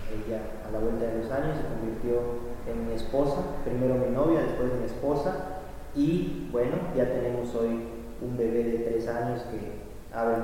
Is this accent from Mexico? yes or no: yes; Mexico